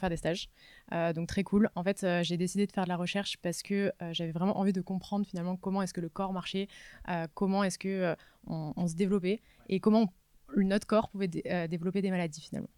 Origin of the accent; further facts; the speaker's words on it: Var, Provence-Alpes-Côte d'Azur, France; moved away as an adult; also born or lived in Nice; now in Paris, France; moi je viens du sud de la France, du Var. donc je suis arrivée à Paris il y a six ans